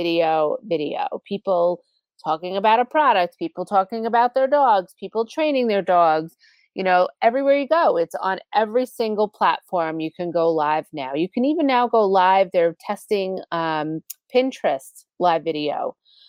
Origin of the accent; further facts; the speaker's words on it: Long Island, New York, United States; accent: Long Island; my Long Island accent